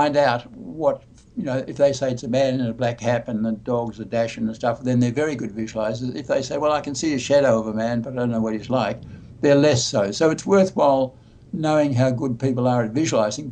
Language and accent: English; Australia; I'm Australian